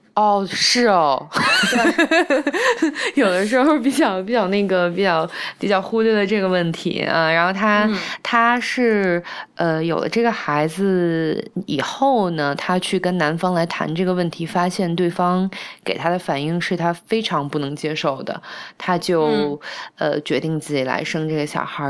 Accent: China; also born or lived in Canada; 知道我是中国人

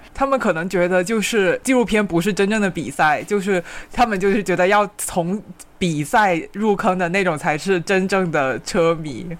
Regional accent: Guangdong, China; 我们广东这边

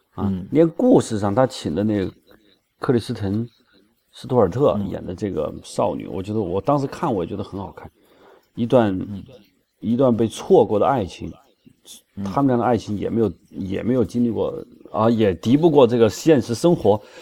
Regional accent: China; 我们内地人

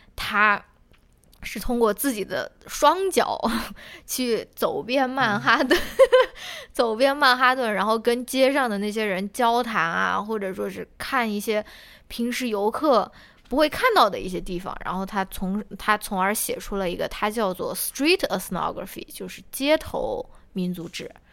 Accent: China; 我们作为中国人

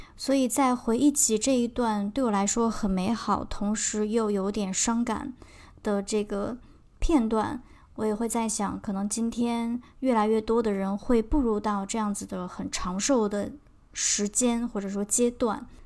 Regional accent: China; moved away; 我来自中国

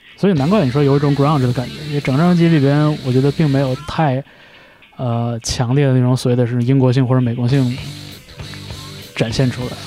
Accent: Changchun, Jilin, China; 我小的时候在长春的那个音像店里边

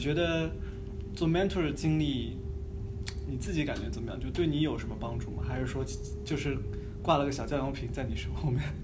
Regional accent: China; 一些我们中国人讲的三十六计

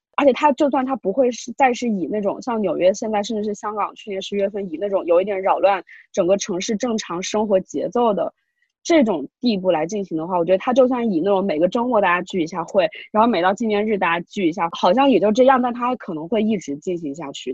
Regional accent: China; moved away as an adult; now in Hong Kong; 我觉得我在大陆成长的时候

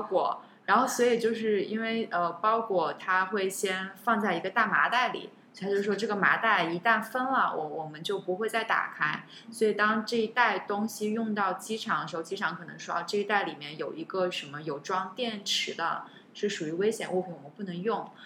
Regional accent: China; also born or lived in United States; now in Singapore; 我是中国人

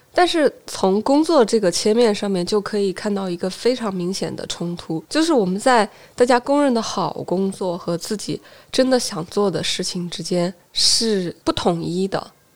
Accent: Hubei, China; moved away as an adult; also born or lived in Wuhan; now in Shenzhen, China; 我在乡镇长到十二岁，然后去了县城 在县城成长到十七岁，然后去了武汉，在省会城市读的大学和研究生，最后来了深圳

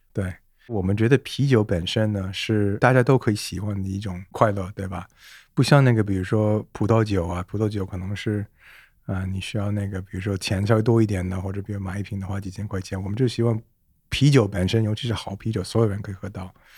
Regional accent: Canada; Chinese is a second language; moved away as an adult; now in Beijing, China; 我是在加拿大初创长大 我父母都是中国人，我的爸是香港，然后我妈是上海人

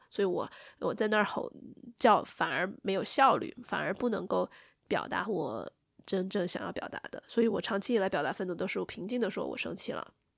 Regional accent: Sichuan, China; accent: Sichuanese; 我们四川话

